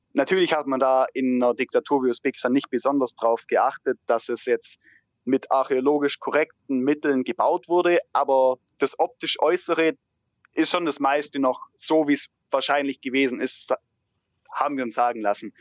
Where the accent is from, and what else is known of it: Germany